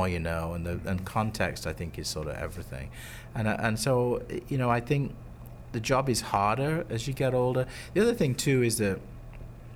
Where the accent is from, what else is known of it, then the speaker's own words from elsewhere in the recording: United Kingdom; moved away as an adult; now in Chicago, United States; I'm originally British, and I studied drama in the UK university, and I ended up going to grad school in the US